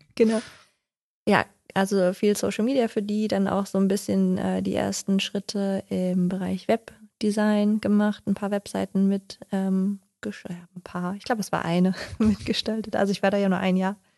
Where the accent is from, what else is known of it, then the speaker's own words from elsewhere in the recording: Odenthal, North Rhine-Westphalia, Germany; also born or lived in Haltern am See; gebürtig aus Haltern am See, aber aufgewachsen in Odental.